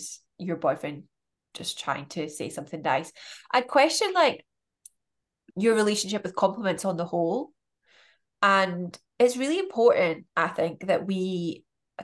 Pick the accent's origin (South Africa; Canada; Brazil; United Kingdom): United Kingdom; we're British